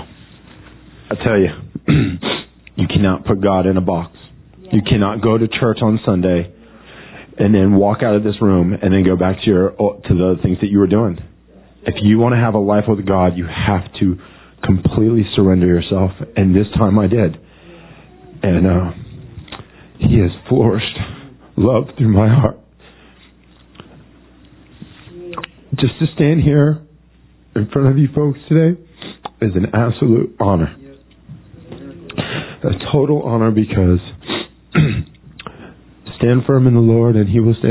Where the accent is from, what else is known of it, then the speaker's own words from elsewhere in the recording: Florida, United States; moved away; also born or lived in New York City; I'm originally from Florida.